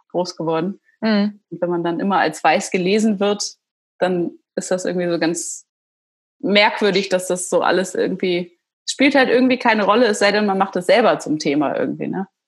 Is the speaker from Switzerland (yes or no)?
no; Austria; first language Slovak; German is a second language; Ich bin aus Österreich.